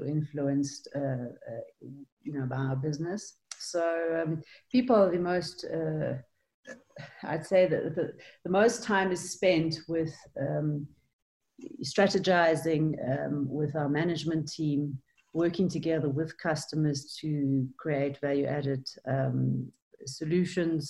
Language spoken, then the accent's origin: English; South Africa; I am South African